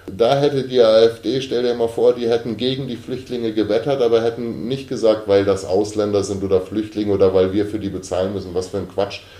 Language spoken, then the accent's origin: German; Germany; als Deutsche